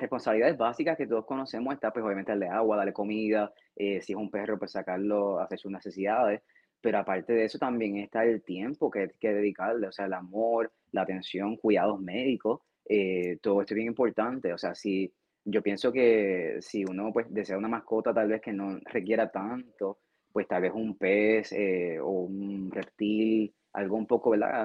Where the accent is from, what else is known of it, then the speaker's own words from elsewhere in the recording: Puerto Rico; moved away as an adult; yo soy de Puerto Rico y cuando estaba en, Puerto Rico, eh, en, nuestro país